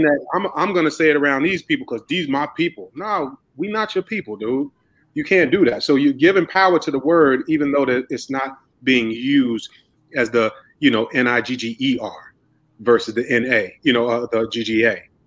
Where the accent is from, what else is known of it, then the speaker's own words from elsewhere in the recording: Spartanburg, South Carolina, United States; moved away; me coming from Spartanburg as well, moving up here